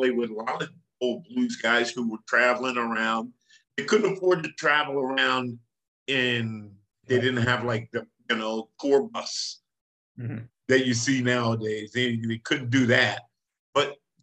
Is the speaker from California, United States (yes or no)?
no; Plainfield, New Jersey, United States; grew up in New Jersey in Plainfield. Up north.